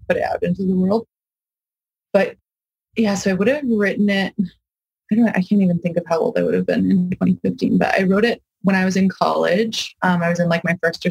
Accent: Kamloops, British Columbia, Canada; now in Vancouver, Canada; I'm born and raised in Kamloops, BC

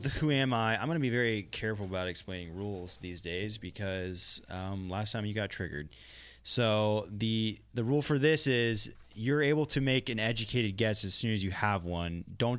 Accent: Perry, Oklahoma, United States; I am from Perry, Oklahoma.

